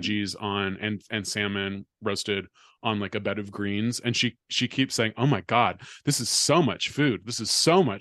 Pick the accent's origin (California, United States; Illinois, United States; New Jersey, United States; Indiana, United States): California, United States; I'm from California